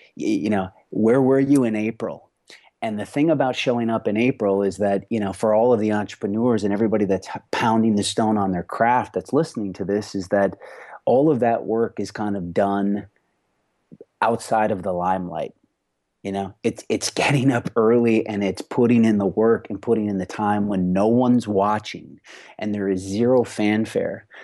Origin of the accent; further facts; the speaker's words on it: Rochester, Minnesota, United States; now in Los Angeles, United States; I grew up on a fourth generation farm in southern Minnesota